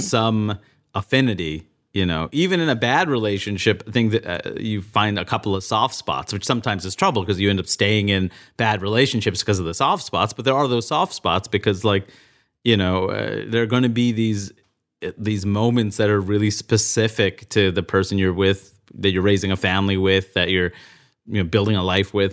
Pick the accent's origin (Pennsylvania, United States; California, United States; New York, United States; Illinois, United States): New York, United States; New York City; moved away as an adult; also born or lived in Maine; I grew up in Queens, New York